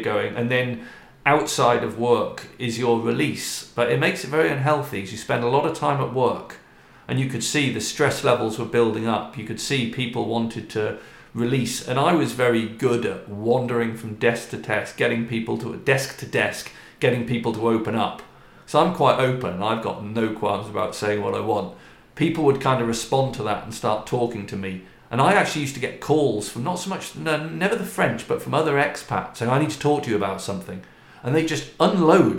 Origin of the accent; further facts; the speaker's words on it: United Kingdom; moved away; we're British or because we're expats